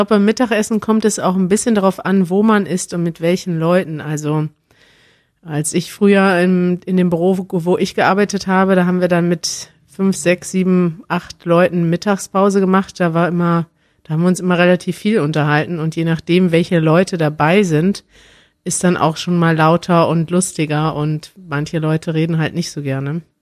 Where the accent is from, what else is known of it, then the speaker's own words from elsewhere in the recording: Germany; als Deutscher denke ich dann mal